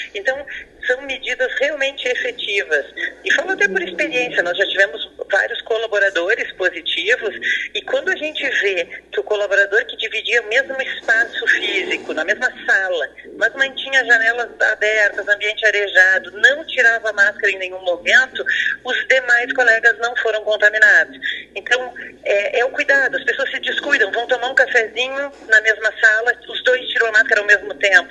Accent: Pelotas, Rio Grande do Sul, Brazil; also born or lived in Porto Alegre; mesmo sendo pelotense

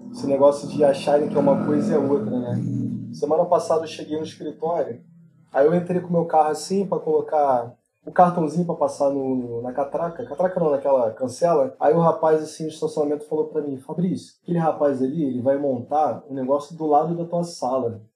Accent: Brazil; nós somos brasileiros

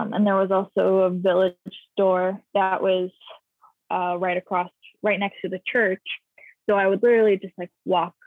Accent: Poultney, Vermont, United States; also born or lived in Rutland, Vermont; I'm from Rutland, but we originally, like when my family first moved here, and like my childhood home was in Poultney, Vermont

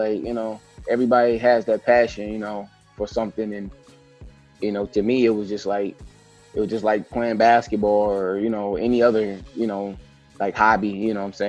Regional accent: Flint, Michigan, United States; also born or lived in Detroit, Michigan; I was born and raised in Flint, Michigan.

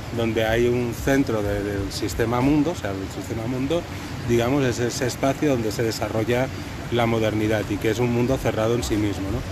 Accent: Catalonia, Spain; moved away; yo primero no soy de acá, soy catalán

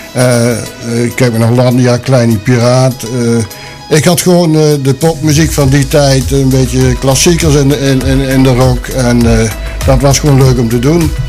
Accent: Sint Hubert, North Brabant, Netherlands; moved away as an adult; now in Boxmeer, Netherlands; Ik ben geboren in Sint-Hubert. Heb ik 28 jaar gewoond.

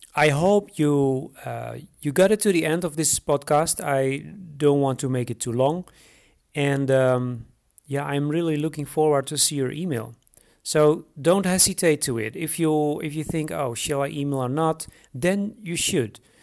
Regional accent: Netherlands; moved away as an adult; now in Romania; I am originally from the Netherlands and I moved to Romania in 2012.

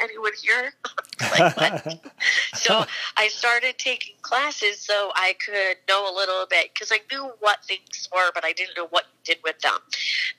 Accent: Mechanicville, New York, United States; also born or lived in Quonset Point, Rhode Island; my mom and dad moved back to Mechanicsville after he was done in the service

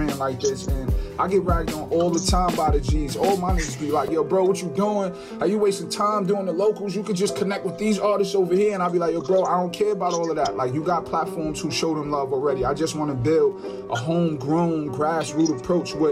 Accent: Mount Vernon, New York, United States; now in Yonkers, United States; I'm from Mount Vernon, but I reside in Yonkers now for the last couple years

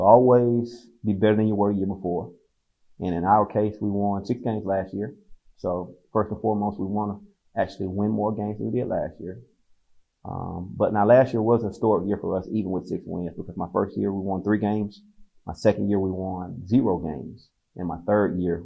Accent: Fort Valley, Georgia, United States; also born or lived in Atlanta, Georgia; I'm from Fort Valley, Georgia. I went to Fort Valley State my first 2 years of college. So I stayed home the first 2 years

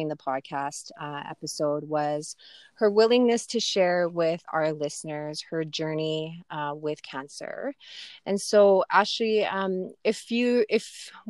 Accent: Saddle Lake Cree Nation, Alberta, Canada; I'm from Sally Cree Nation

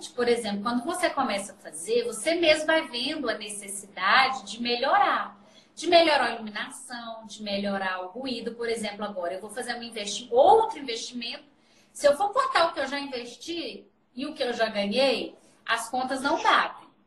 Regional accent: Minas Gerais, Brazil; Mas eu sou mineira, nasci em Minas. Eu só falo seis, é vai, na vai, na foi.

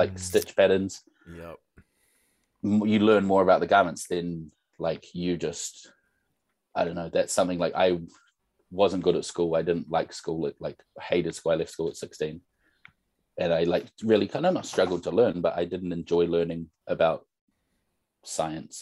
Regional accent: North Shore, Auckland, New Zealand; growing up on the North Shore

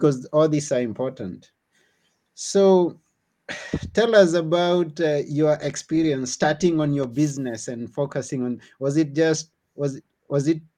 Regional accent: Kenya; now in Greece; where I come from Kenya

